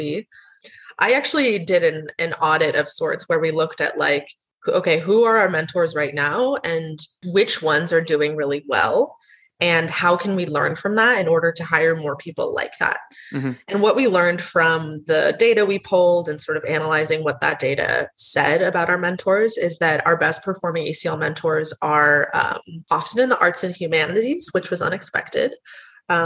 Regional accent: United States; I am from the States, which you can probably tell from my accent

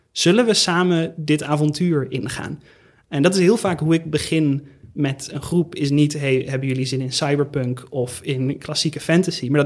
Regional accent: Netherlands; accent: hard G; ik ben misschien een beetje een atypische gast op deze podcast. Ten eerste, ik heb een harde G. Wat doe ik hier?

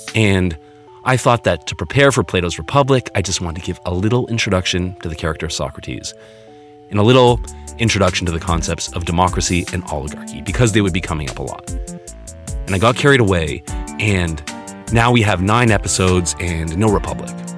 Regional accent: Toronto, Ontario, Canada; my hometown, Toronto

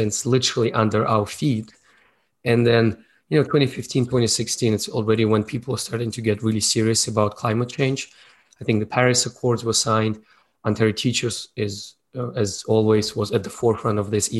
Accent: Russia; moved away as an adult; also born or lived in Moscow, Russia; now in Canada; born in Soviet Union, raised in Russia

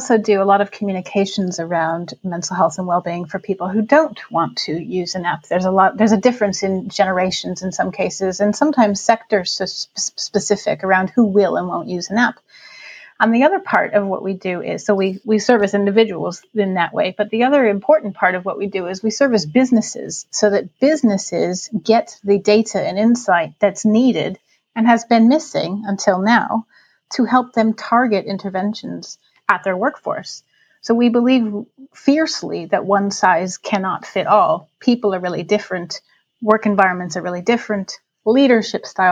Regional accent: San Diego, California, United States; accent: American; moved away as an adult; now in United Kingdom; I'm from San Diego in California originally

